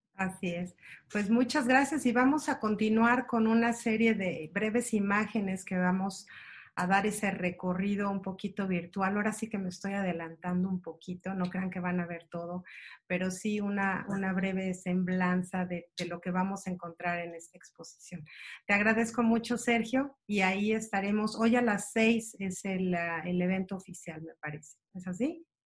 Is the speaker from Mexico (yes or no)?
yes; Mexico; como mexicanos